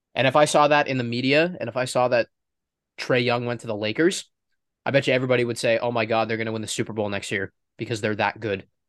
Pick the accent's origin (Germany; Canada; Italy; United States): Canada; Toronto, Ontario; we are from Toronto